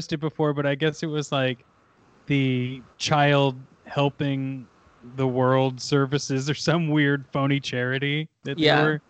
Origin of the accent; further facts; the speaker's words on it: Kansas City, Missouri, United States; Well, I grew up in Missouri. A lot of my family had farmland in the Kansas City. Well, we grew up in the Kansas City area, but we had farmland like into those like weird nowhere pockets of Missouri.